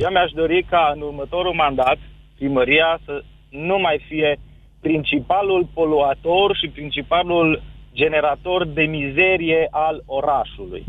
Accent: Cluj-Napoca, Cluj County, Romania; din Cluj

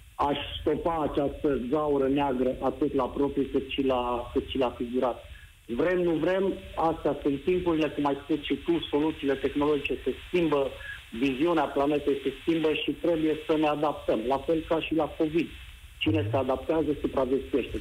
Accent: Jiu Valley, Hunedoara County, Romania; moved away as an adult; now in Denmark; sunt născut și crescut în Valea Jiului

